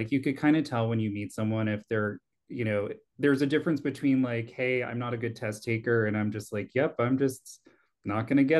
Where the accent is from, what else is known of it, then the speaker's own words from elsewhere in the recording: Long Island, New York, United States; I grew up in Long Island and I don't always have an accent